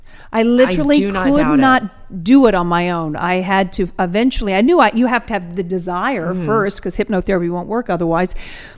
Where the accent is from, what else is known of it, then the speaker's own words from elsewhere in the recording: Atlanta, Georgia, United States; I'm from Atlanta, Georgia.